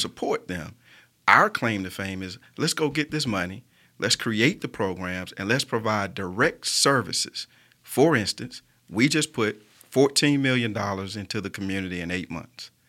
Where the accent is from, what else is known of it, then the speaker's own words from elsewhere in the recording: Birmingham, Alabama, United States; what makes me so Birmingham is that I was born and raised here.